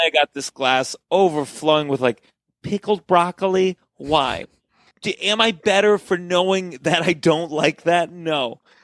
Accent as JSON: {"language": "English", "town": "Potomac", "region": "Maryland", "country": "United States", "tie": "born or raised there", "said": "growing up in Potomac"}